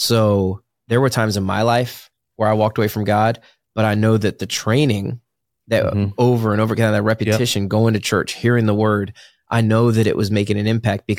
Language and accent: English; Virginia, United States; who doesn't go to church growing up in Virginia, Bible Belt?